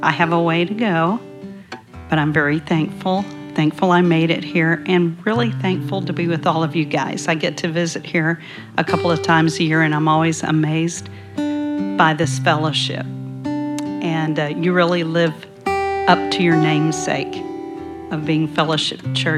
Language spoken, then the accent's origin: English; Texas, United States; I'm from Texas. I'm visiting family.